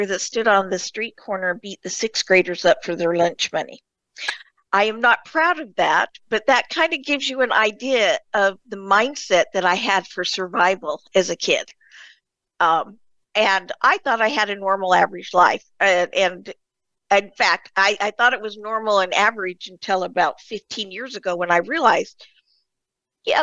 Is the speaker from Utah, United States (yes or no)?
yes; Murray, Utah, United States; I was born in Utah, in Murray, Utah, just outside of Salt Lake.